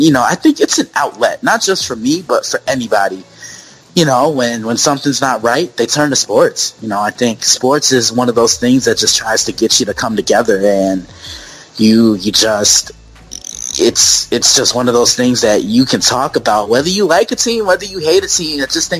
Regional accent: New York City, New York, United States; moved away; growing up in New York City, a diehard Yankee fan

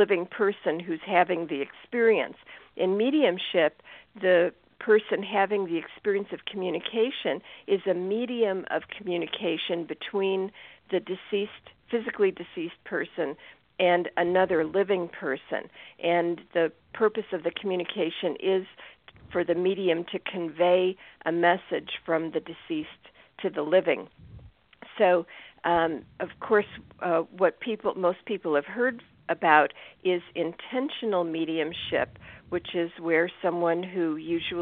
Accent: Chicago, Illinois, United States; I grew up in the Chicago area

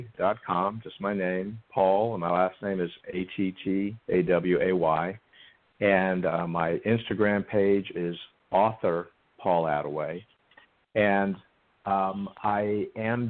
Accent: the South, United States; I grew up in the South, and I like to say I was churched to death

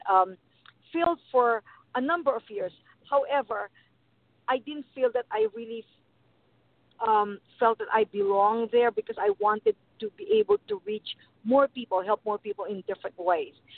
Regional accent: Philippines; I was born in the Philippines

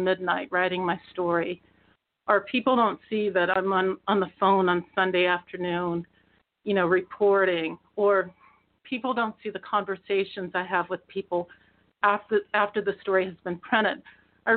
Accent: Wichita, Kansas, United States; moved away as an adult; also born or lived in Oklahoma; I grew up in Wichita, and I did graduate from school, high school in Wichita, and then I went on to KU

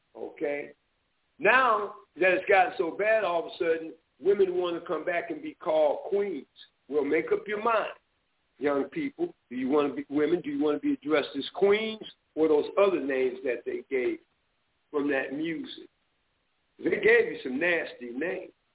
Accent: Inkster, Michigan, United States; I'm from Detroit, Michigan, a little, actually a little town outside of Detroit, Inkster, Michigan

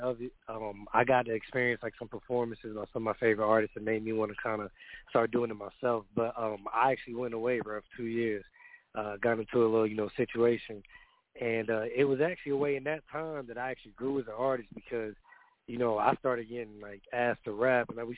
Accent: the South, United States; I'm from the South

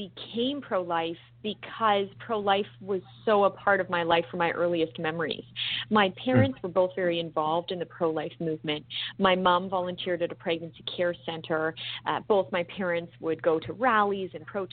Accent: British Columbia, Canada; being a Canadian, to the premier of my province, British Columbia, where I grew up

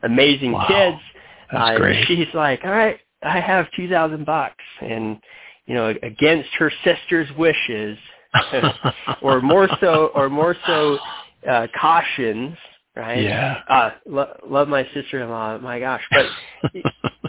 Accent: Denver, Colorado, United States; also born or lived in Michigan; I'm from Denver, Colorado

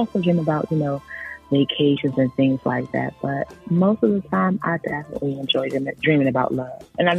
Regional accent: Maryland, United States

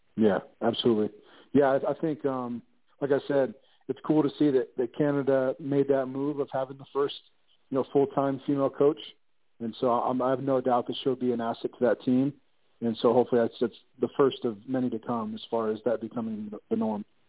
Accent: Ohio, United States; I'm from Ohio, so Ohio State University

